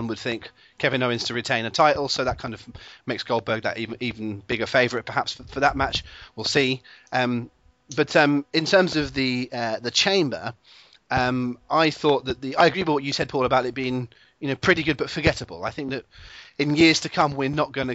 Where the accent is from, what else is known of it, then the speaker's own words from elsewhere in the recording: England, United Kingdom; I am an Englishman